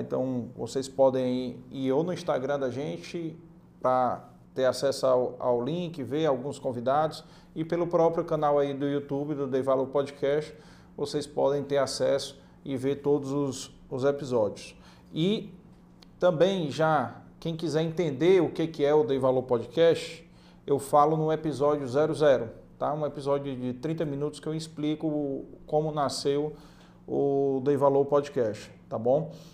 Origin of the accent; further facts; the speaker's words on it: Ceará, Brazil; cabeça chata como nós, cearense, nordestino